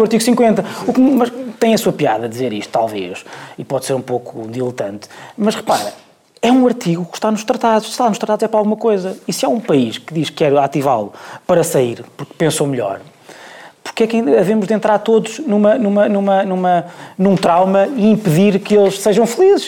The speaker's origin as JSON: {"language": "Portuguese", "country": "Portugal", "said": "sendo português"}